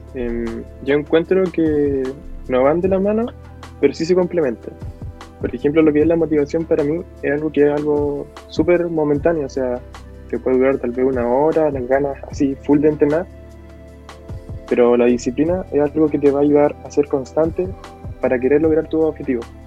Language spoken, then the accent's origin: Spanish; La Serena, Coquimbo, Chile; de la ciudad de La Serena